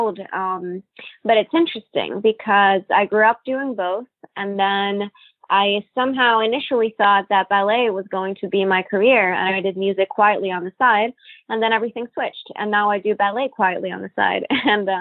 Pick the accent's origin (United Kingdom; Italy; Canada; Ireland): Italy; also born or lived in Cannes, France / Monte Carlo, Monaco / Washington, D.C., United States; now in New York, United States; I was born in Italy, actually, but I grew up bilingual.